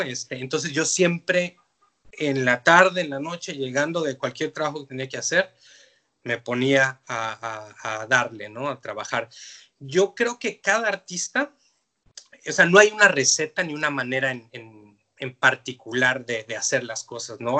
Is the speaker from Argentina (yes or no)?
no; Mexico City, Mexico; moved away as an adult; now in Canada; yo soy de la Ciudad de México y, mi migración a Canadá fue una cosa muy fortuita